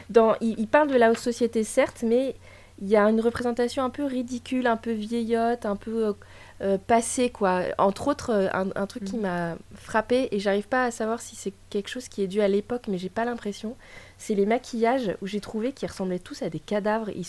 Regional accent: Russia; Euh, je suis russe.

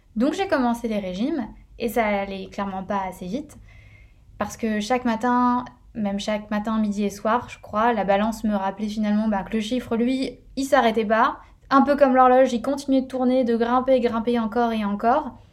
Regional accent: northern France, France; now in Paris, France; Je suis originaire du nord de la France

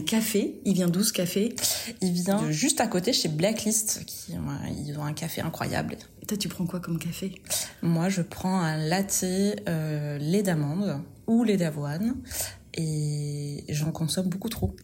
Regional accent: Vichy, Auvergne-Rhône-Alpes, France; moved away as an adult; also born or lived in Lyon / Paris; now in Bordeaux, France; je suis auvergnate

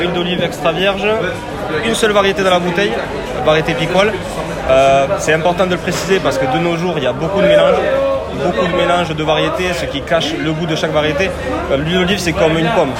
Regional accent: Lot-et-Garonne, Nouvelle-Aquitaine, France; moved away as an adult; now in Bordeaux, France; je suis originaire du Lot-et-Garonne

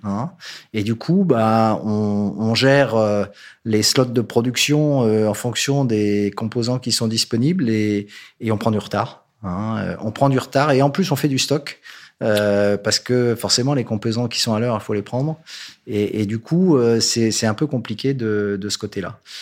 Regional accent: northern France, France; je suis nordiste

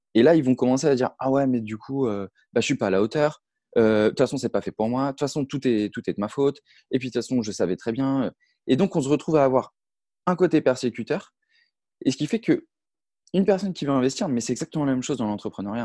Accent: Brittany, France; je suis originaire de Bretagne

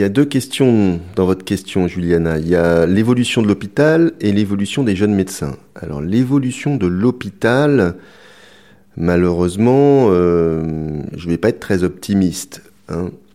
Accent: Brittany, France; je suis breton

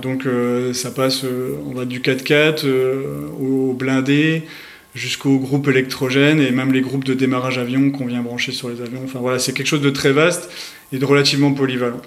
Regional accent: Bourgogne-Franche-Comté, France; accent: Franche-Comté accent; now in Île-de-France, France; j'habite actuellement en Ile-de-France, mais je suis originaire de Franche-Comté à la base

